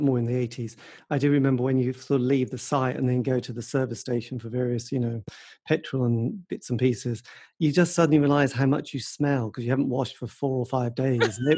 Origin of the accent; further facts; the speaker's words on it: East Anglia, East of England, United Kingdom; I grew up in East Anglia.